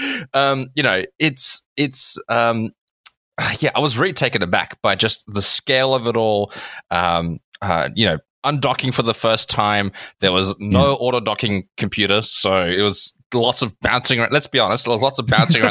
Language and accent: English; South Africa; I grew up in South Africa next to the beach.